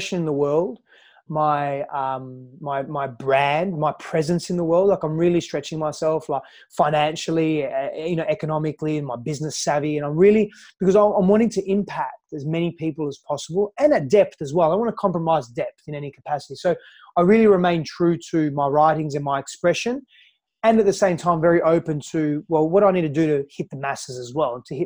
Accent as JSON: {"language": "English", "country": "Australia", "tie": "born or raised there", "also_born_or_lived": "Greece", "moved": "yes", "lives_now": "San Diego, United States", "said": "I'm from Australia. I was born in Australia, but I grew up in Greece and Australia"}